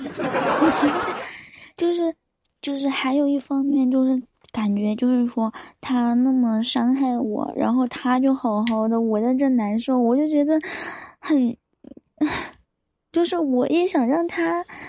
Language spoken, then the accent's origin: Chinese; Chengdu, Sichuan, China; 我成都的